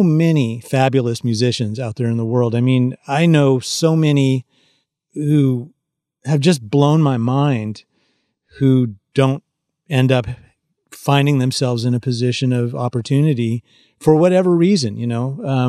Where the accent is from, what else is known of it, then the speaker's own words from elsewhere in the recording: California, United States; because, you know, I grew up in the San Francisco Bay Area, and which is not exactly known for country and Western music